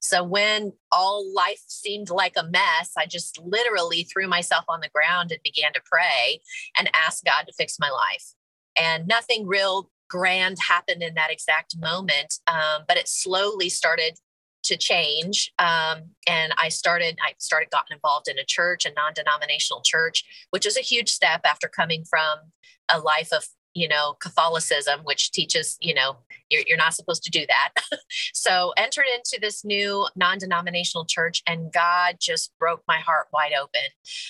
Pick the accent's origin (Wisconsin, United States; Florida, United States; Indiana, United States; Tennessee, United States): Tennessee, United States; Clarksville; but we're from Clarksville area. My husband and I both are Army brats whose dad's retired here. So this is definitely home for us.